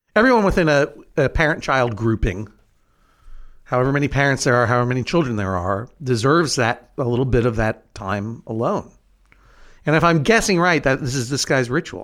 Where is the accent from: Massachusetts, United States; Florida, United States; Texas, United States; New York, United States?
Massachusetts, United States; Brookline; in Brookline, my hometown, which is in New England